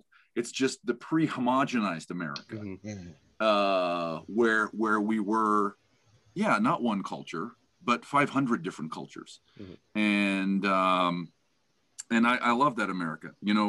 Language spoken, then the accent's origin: English; upstate New York, United States; also born or lived in England / Italy; now in Utah, United States; I lived five years in England and two in Italy and grew up in upstate New York.